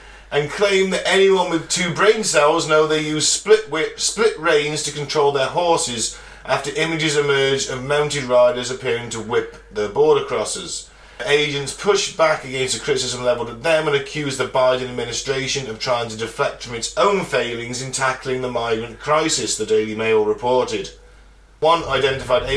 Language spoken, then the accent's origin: English; United Kingdom; I'm British